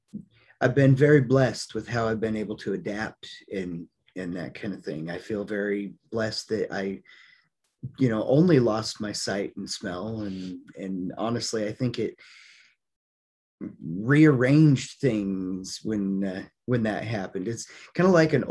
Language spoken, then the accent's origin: English; Colorado, United States; I decided to move back to the little town I grew up in Colorado